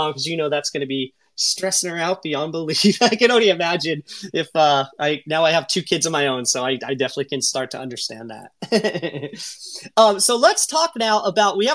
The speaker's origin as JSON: {"language": "English", "region": "Southern California", "country": "United States", "tie": "born or raised there", "said": "I grew up in Southern California"}